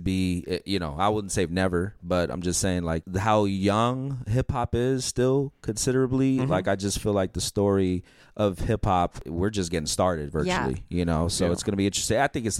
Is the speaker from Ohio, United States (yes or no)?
no; California, United States; also born or lived in Coney Island, New York; And I spent my first 10 years of my life in Coney Island. So my parents moved out here in 1988. So I'm definitely Californian.